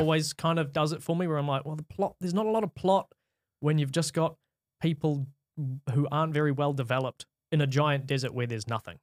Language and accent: English; New Zealand; I'm from New Zealand